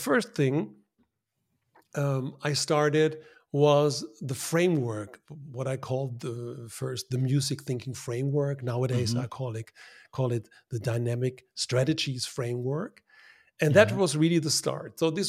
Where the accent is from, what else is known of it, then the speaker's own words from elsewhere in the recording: Germany; English is a second language; now in Netherlands; I'm originally from Germany, so I'm speaking Dutch, English, and German